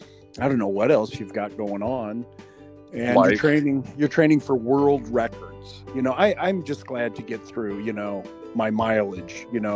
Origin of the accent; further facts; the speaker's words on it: Missouri, United States; now in Arizona, United States; I mean, I came from Missouri to Arizona